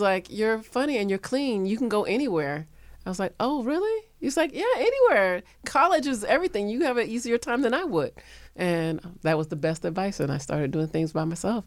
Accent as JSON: {"language": "English", "region": "Florida", "country": "United States", "moved": "yes", "said": "I'm from Florida"}